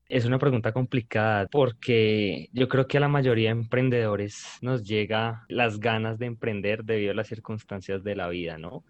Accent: Bogotá, Colombia; soy de Bogotá, Colombia

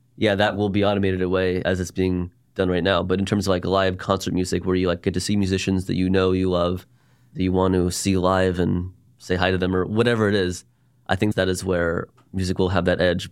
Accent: Dallas, Texas, United States; I'm a Jew from Dallas, born and raised here

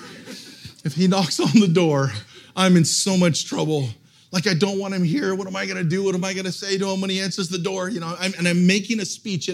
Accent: Portland, United States; I'm actually from Portland, so I got in my car, I moved home

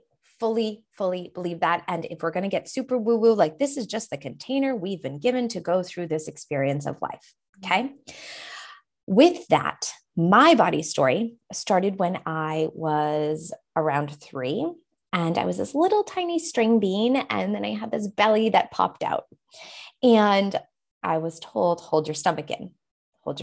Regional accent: New Hampshire, United States; I'm from New Hampshire

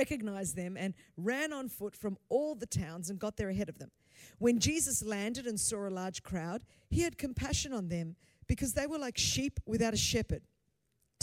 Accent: Australia; first language Greek; English is a second language; Greek is my first language, but I was born in Australia

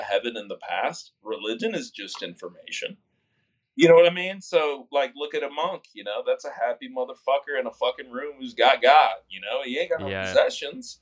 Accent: South Texas, United States; I'm from South Texas, which is, you know, it's an optimistic place

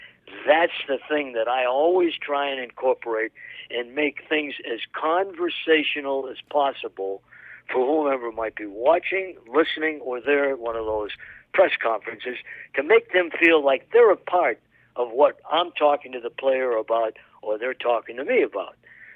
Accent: East Coast, United States; accent: Eastern; now in Chicago area, United States; I grew up on the East Coast, and we moved to the Midwest, the Chicago area. And, you know, it was tough because I had a very heavy Eastern accent.

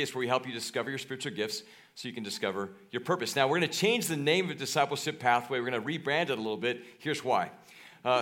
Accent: Kansas, United States; moved away; I grew up in Kansas.

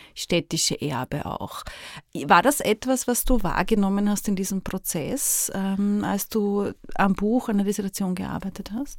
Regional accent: Vienna, Austria; Ich spreche jetzt hier sehr als Wienerin

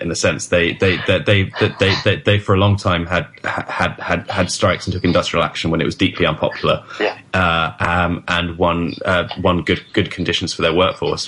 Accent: United Kingdom; now in New York City, United States; my home country, the United Kingdom

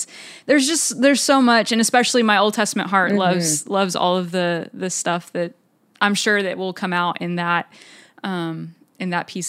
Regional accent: Texas, United States; we're both from Texas

